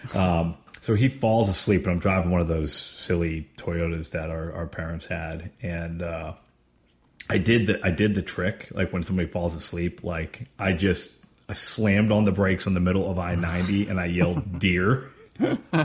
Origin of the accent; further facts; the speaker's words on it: Erie, Pennsylvania, United States; where we grew up in Erie, Pennsylvania